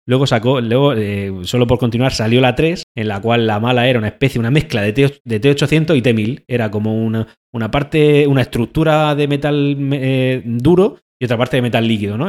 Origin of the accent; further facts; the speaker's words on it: Spain; nosotros somos de España